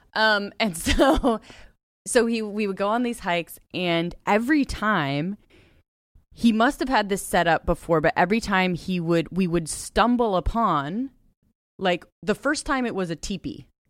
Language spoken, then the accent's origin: English; Ojai, California, United States; I grew up in Ojai, California